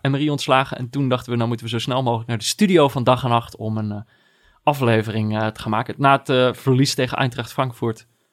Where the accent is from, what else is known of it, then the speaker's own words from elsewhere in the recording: North Brabant, Netherlands; Jongens van mijn basisschool in Brabant